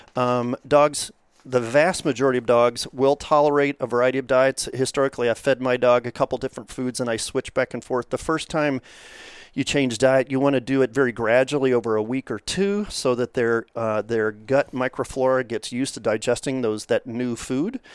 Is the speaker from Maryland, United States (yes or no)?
no; Kentucky, United States; moved away; also born or lived in Rhode Island; I grew up in Kentucky in a horse family, a fox hunting family